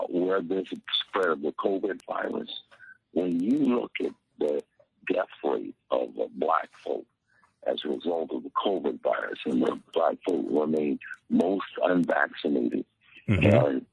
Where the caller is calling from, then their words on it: Tampa, Florida, United States; I'm calling from Tampa, Florida.